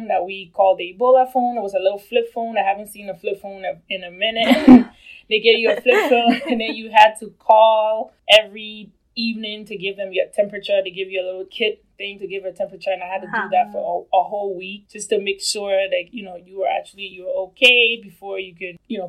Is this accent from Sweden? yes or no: no; Liberia; now in United States; I'm from Liberia